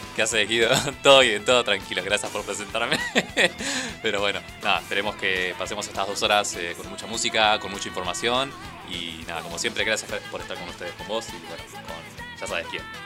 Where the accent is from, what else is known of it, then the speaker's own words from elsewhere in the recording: Merlo, Buenos Aires Province, Argentina; yo que soy de acá de Merlo